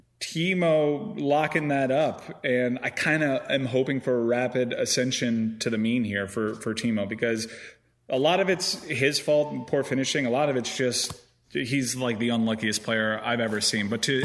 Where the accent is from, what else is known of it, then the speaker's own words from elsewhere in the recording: United States; I'm American.